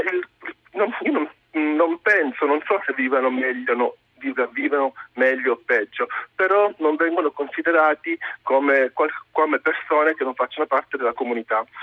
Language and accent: Italian; Catania, Sicily, Italy; io sono nato a Catania nel 1982